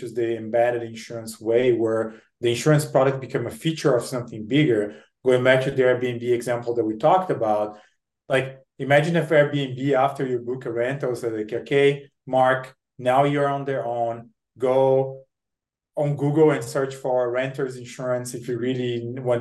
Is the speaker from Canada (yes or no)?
no; Brazil; moved away as an adult; now in United States; I'm born and raised in Brazil. I came to the US to study, do my MBA at a Harvard Business School.